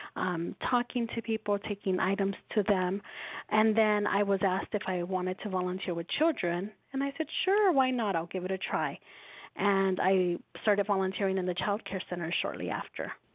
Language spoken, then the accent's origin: English; Los Angeles, California, United States; I was born and raised in Los Angeles